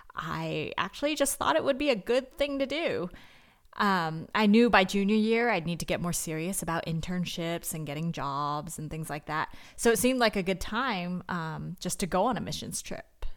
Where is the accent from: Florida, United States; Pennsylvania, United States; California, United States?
California, United States; Northern; I'm from Northern California, and I grew up going to a church